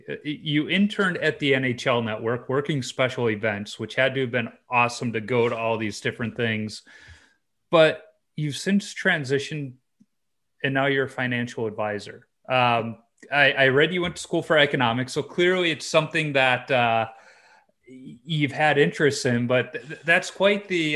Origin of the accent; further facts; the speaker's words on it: Chicago, Illinois, United States; also born or lived in Winona, Minnesota; now in Minnesota, United States; I grew up in Chicago and I loved it as a kid